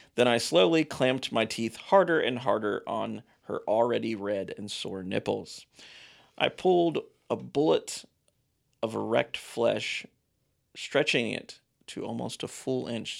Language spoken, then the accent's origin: English; Ohio, United States; also born or lived in Kentucky; my youth growing up in Ohio, uh, in very sketchy areas of Ohio and Kentucky